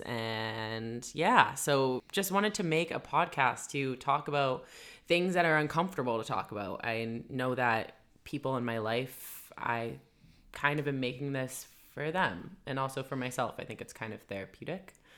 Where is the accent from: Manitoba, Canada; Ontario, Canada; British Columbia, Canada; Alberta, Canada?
British Columbia, Canada; Vancouver; I'm from Vancouver. Born and raised